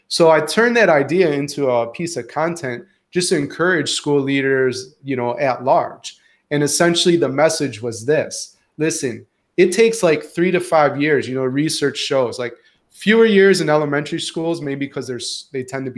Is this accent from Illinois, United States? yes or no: yes; Chicago, Illinois, United States; moved away as an adult; also born or lived in Houston, Texas / Antwerp, Belgium / Scotland; now in Syracuse, United States; as a Midwesterner and a Chicagoan. And now a New Yorker